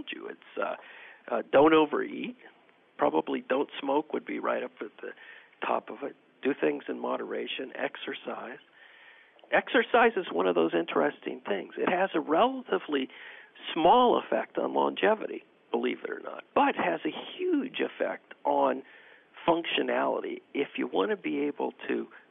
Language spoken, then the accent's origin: English; California, United States; moved away; I'm from California originally